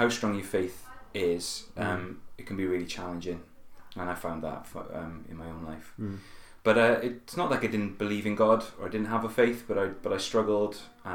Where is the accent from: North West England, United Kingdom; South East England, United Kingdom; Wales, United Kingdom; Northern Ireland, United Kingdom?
Wales, United Kingdom; Merthyr Tydfil; also born or lived in Cardiff; I'm actually originally from a town in South Wales called Merthyr Tydfil. That's where I was born, that's where I grew up